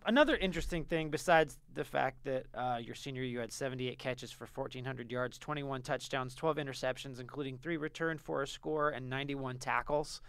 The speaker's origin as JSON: {"language": "English", "region": "California", "country": "United States", "moved": "yes", "said": "I, I'm, I'm from California"}